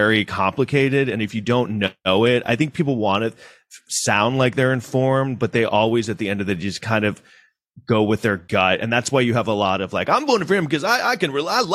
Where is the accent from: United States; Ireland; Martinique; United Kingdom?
United States; New York City, New York; I grew up in New York City